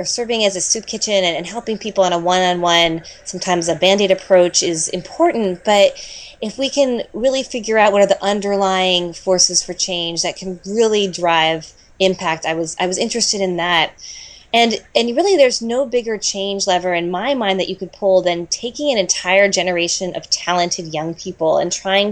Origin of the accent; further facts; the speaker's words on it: Washington, District of Columbia, United States; When I was growing up, I did a lot of volunteer work in my hometown in Washington, D.C.